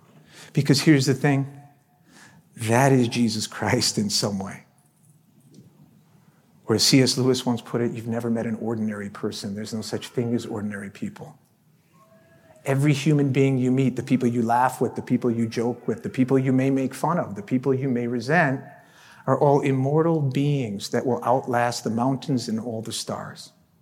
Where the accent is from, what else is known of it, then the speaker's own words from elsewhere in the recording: Venezuela; I grew up in Venezuela for a number of years anyway